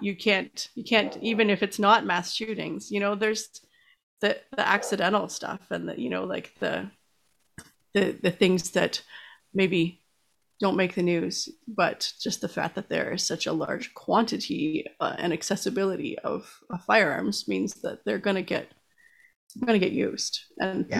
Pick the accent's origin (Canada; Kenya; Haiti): Canada; as a Canadian